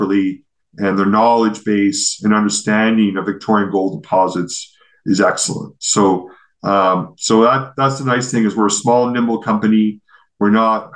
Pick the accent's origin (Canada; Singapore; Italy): Canada; here's this Canadian running this company that's effectively Australian